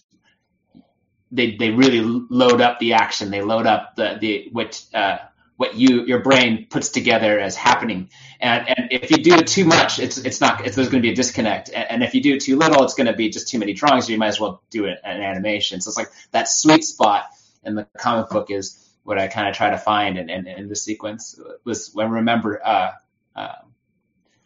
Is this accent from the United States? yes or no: yes; California, United States; also born or lived in New Jersey; being pretty much a California native, I was born in New Jersey, but we moved here when I was really young